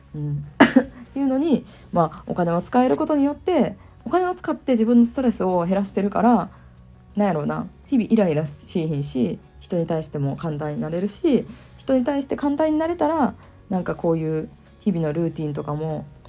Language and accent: Japanese; Kyoto, Japan; ずっと京都で生まれ育った人間としては関西で生まれ育った人間としては